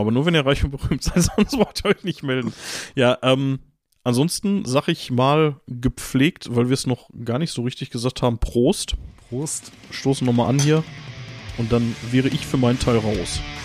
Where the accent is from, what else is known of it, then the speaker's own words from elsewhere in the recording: Gelsenkirchen, North Rhine-Westphalia, Germany; ich komme aus Gelsenkirchen-Bur und nicht aus Gelsenkirchen-Bür